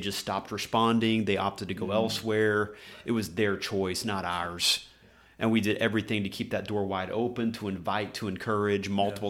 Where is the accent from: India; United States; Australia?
United States; Oklahoma; now in Pacific Northwest, United States; that's how I was raised back in Oklahoma.